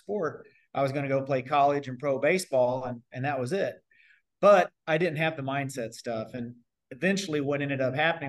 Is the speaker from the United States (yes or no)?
yes; Bedford, Indiana, United States; moved away as an adult; also born or lived in Japan / Spain; I'm from Southern Indiana, small town guy, Bedford, Indiana, right outside Bloomington by IU. Small town guy